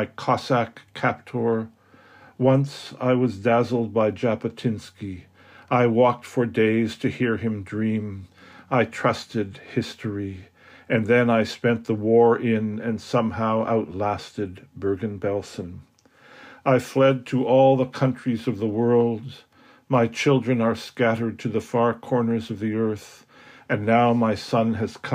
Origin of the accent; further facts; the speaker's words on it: Canada; I'm a Canadian poet and aphorist living in Toronto